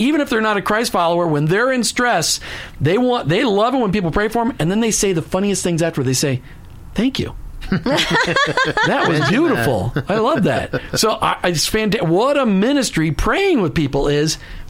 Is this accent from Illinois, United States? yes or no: no; Minnesota, United States; now in Florida, United States; because I'm from Minnesota.